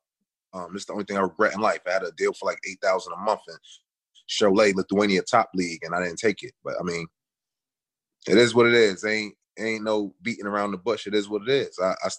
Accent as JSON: {"language": "English", "town": "New York City", "region": "New York", "country": "United States", "tie": "born or raised there", "said": "Young kid growing up in Brooklyn, Bed-Stuy, two blocks from something called 258."}